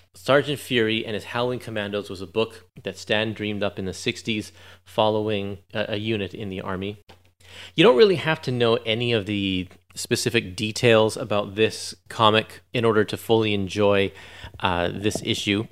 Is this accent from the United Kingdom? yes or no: no; Canada; I'm Canadian